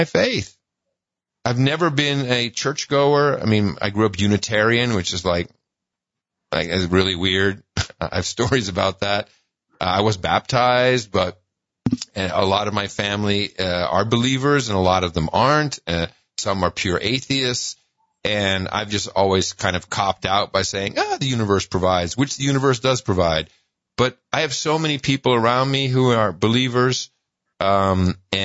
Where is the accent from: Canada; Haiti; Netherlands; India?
Netherlands; Amsterdam, North Holland; now in United States; I grew up in Amsterdam